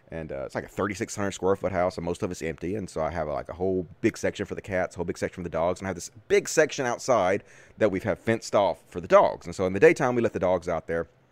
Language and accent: English; Greenwood, Mississippi, United States; accent: thick Southern; moved away; I'm from Greenwood, Mississippi, originally, which is the Delta.